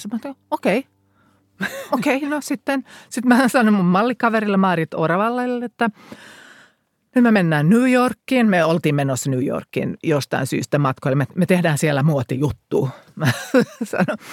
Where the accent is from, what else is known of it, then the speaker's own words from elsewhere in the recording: Finland; mä tulin kotiin käymään Suomeen